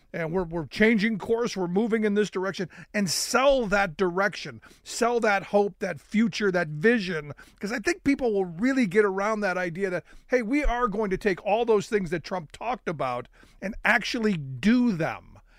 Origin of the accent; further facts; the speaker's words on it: Cleveland, Ohio, United States; I grew up in Cleveland